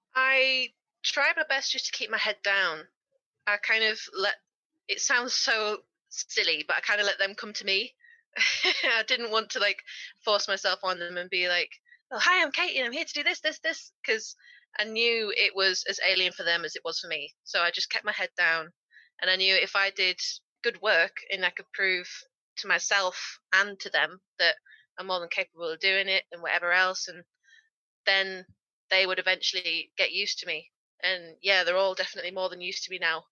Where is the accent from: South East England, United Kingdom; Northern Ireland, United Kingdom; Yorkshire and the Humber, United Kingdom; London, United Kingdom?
Yorkshire and the Humber, United Kingdom; I was raised in Yorkshire, which is a county in England